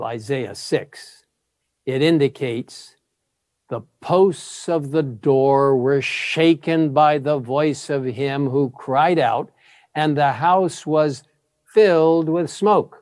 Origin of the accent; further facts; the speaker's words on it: Cairo, Cairo Governorate, Egypt; moved away; I grew up in Cairo, Egypt